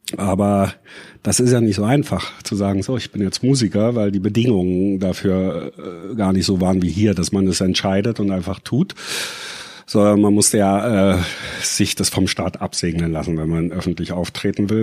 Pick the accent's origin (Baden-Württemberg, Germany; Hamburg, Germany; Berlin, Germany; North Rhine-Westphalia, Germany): Berlin, Germany; geboren bin ich in Ostberlin und aufgewachsen